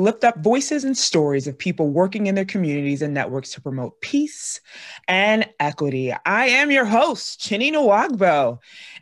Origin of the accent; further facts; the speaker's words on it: Iowa, United States; I'm from Iowa